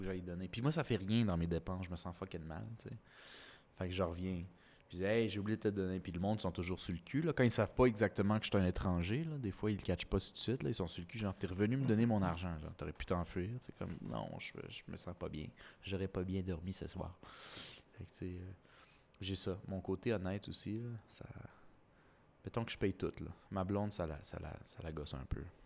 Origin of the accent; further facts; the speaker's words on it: Canada; moved away as an adult; now in Mexico; je suis Canadien